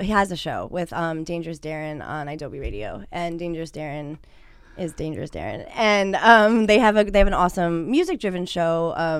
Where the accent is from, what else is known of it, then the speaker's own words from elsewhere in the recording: East Coast, United States; now in California, United States; we're from the East Side, we're from the East Coast.